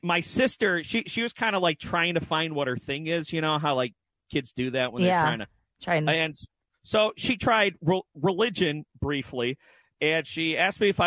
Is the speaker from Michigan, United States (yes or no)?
yes; East Side, Michigan, United States; You and I are both East Side